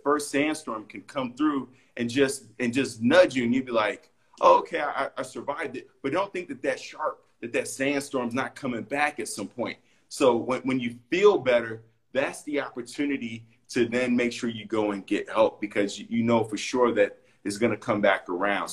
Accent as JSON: {"language": "English", "town": "Chicago", "region": "Illinois", "country": "United States", "said": "I'm from Chicago, but my mom's from Belize, and I would go every summer"}